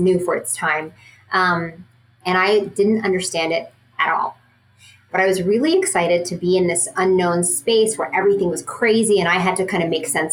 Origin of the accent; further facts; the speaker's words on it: Dubai, United Arab Emirates; moved away; growing up in Dubai